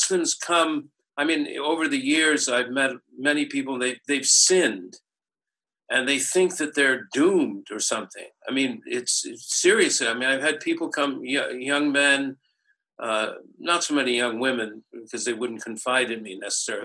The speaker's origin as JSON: {"language": "English", "town": "Santa Barbara", "region": "California", "country": "United States", "tie": "born or raised there", "said": "my hometown is Santa Barbara in California"}